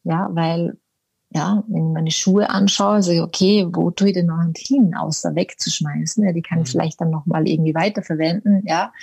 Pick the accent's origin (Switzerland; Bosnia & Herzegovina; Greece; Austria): Austria; Vorarlberg; moved away as an adult; now in Munich, Germany; eigentlich bin ich Vorarlbergerin, komme aus dem Vorarlberg, bin aber mit 18 schon irgendwo damals in die weite Welt